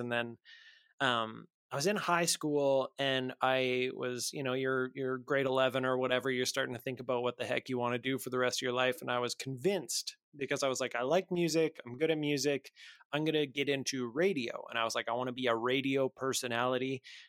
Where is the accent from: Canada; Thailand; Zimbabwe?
Canada; Lloydminster; I grew up in Lloydminster, which is just a couple hours outside of Edmonton.